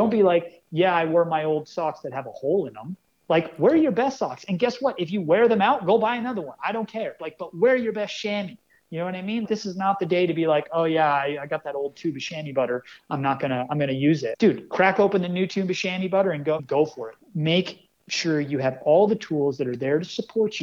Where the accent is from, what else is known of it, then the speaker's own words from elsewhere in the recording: Northern California, United States; growing up in Northern California